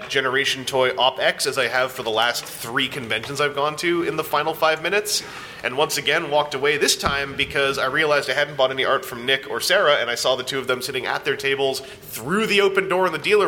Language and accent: English; Canada; I'm Canadian